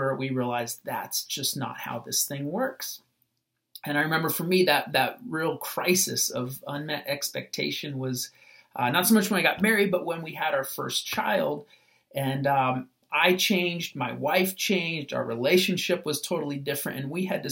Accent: United States; As American Christians

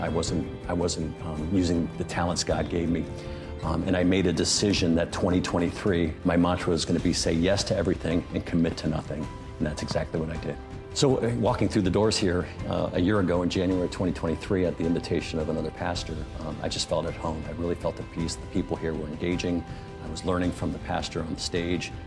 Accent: South Bend, Indiana, United States; moved away as an adult; also born or lived in Chicago; now in Carlsbad, United States; I grew up in South Bend, Indiana

